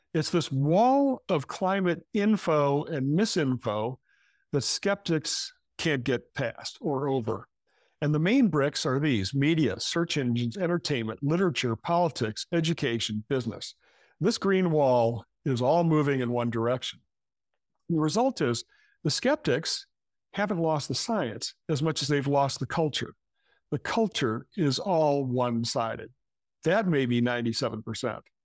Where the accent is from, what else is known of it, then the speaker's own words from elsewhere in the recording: Michigan, United States; now in New York City, United States; I come from Michigan. That's where I grew up.